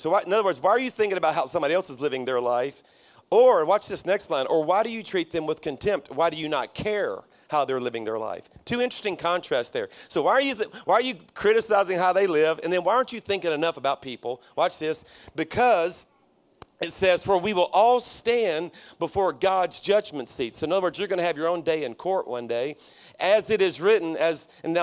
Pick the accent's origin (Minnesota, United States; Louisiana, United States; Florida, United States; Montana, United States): Louisiana, United States; South; now in Birmingham, United States; my church is in Birmingham, Alabama, but I'm a Cajun from South Louisiana